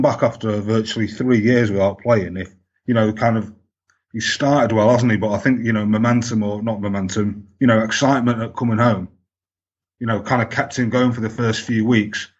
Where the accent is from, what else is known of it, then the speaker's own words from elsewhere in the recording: Manchester, North West England, United Kingdom; I grew up in Manchester